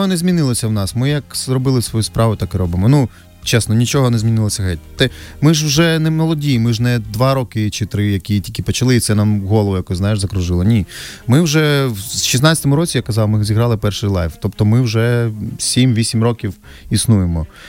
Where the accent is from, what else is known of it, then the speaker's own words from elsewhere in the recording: Hostomel, Kyiv Oblast, Ukraine; ми з Гостомеля самі з Сашою.